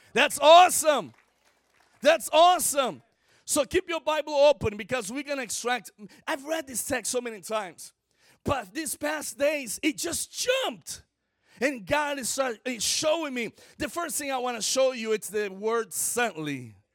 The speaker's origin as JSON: {"language": "English", "country": "Brazil", "first_language": "Portuguese", "second_language": "English", "said": "I'm from Brazil"}